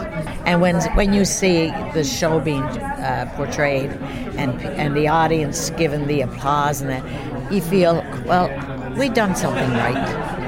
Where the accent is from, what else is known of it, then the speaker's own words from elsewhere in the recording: Gander, Newfoundland and Labrador, Canada; I'm from Gander, Newfoundland.